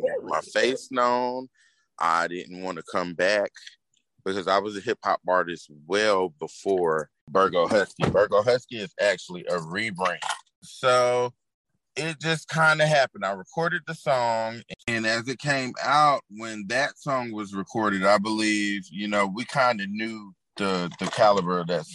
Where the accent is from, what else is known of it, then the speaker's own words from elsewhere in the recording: Fayetteville, North Carolina, United States; I am from Fayetteville, aka Dreamville